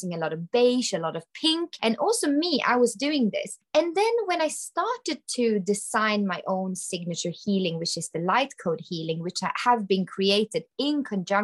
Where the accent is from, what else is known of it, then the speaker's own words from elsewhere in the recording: Sweden; I am from Sweden.